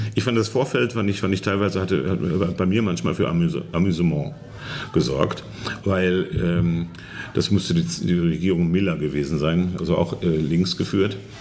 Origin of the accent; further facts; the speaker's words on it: Germany; moved away as an adult; now in Poland; ich komme aus Westdeutschland